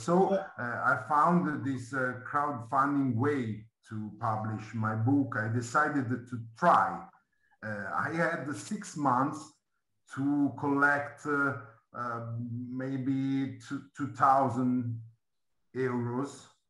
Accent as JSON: {"language": "English", "town": "Milan", "region": "Lombardy", "country": "Italy", "said": "Yes, yes. But okay. I'm from Milan."}